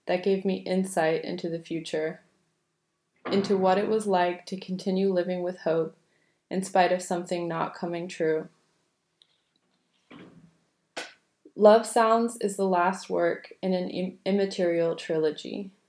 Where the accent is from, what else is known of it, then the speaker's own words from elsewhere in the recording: New York, United States; accent: New York; moved away as an adult; also born or lived in London; my New York accent had become anglicized